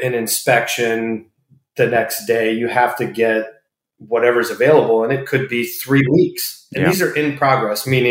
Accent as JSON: {"language": "English", "town": "Tampa", "region": "Florida", "country": "United States", "tie": "born or raised there", "also_born_or_lived": "Buffalo, New York", "said": "Born and raised in Tampa."}